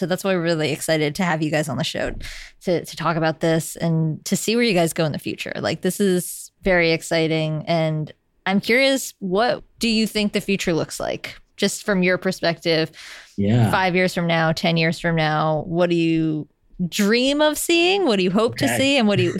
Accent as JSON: {"language": "English", "town": "New York City", "region": "New York", "country": "United States", "said": "As a New Yorker and a cyclist and a frequent pedestrian, it is not safe out there for us."}